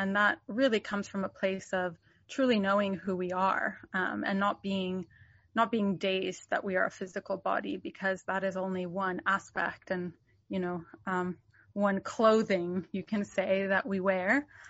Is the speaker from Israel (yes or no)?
yes; Jerusalem, Jerusalem District, Israel; born there; I was born in Jerusalem, and my family has been there for some generations.